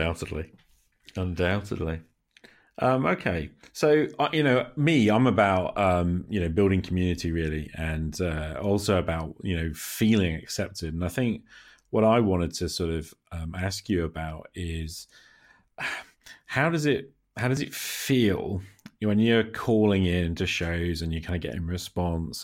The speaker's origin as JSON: {"language": "English", "country": "United Kingdom", "said": "I am speaking here as a Brit"}